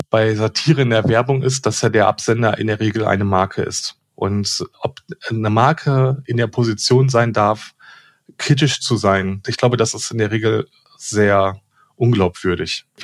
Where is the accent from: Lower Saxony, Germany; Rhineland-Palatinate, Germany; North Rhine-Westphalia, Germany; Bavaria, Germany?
North Rhine-Westphalia, Germany; und ich komme aber aus dem Ruhrgebiet